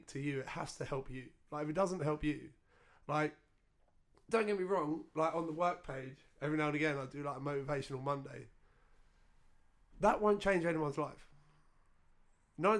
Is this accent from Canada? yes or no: no; Essex, East of England, United Kingdom; we grew up in Essex